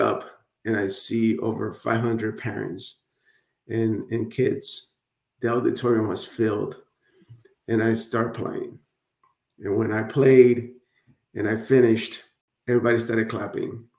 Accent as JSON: {"language": "English", "town": "Hialeah", "region": "Florida", "country": "United States", "tie": "born or raised there", "also_born_or_lived": "Nicaragua", "second_language": "English", "said": "I grew up in Miami, Florida, aka Hialeah. Nobody knows where Hialeah is, so I say Miami, right? But in reality, I was raised in Hialeah, Florida."}